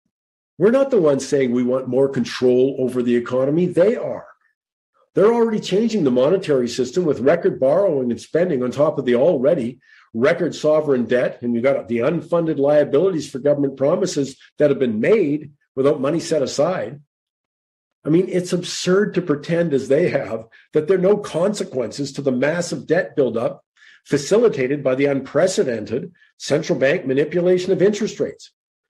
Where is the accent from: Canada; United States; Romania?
Canada; I just want to know, as a Canadian, what do the Charter of Rights sort of protect me with?